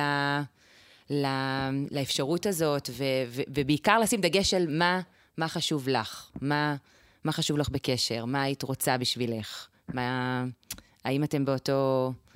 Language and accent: Hebrew; Israel; now in Tekoa; אני גדלתי ביישוב שככה, כמו נראה לי הרבה יישובים אה, דתיים